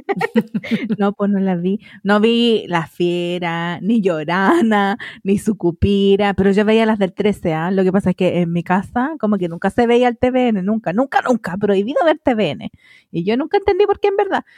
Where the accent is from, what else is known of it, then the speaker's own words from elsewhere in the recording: Melipilla, Santiago Metropolitan Region, Chile; teníamos el cable de ahí de mi pueblo, pues Melivisión